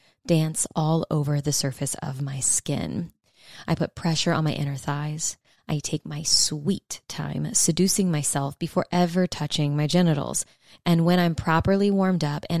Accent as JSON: {"language": "English", "region": "South Louisiana", "country": "United States", "said": "I'm from South Louisiana"}